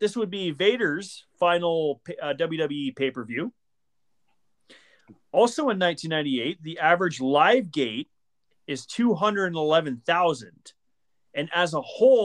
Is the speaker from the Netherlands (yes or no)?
no; Hamilton, Ontario, Canada; moved away; Hamilton, Ontario, my hometown